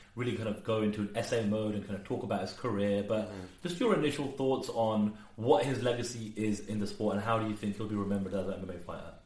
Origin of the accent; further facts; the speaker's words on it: United Kingdom; I'm British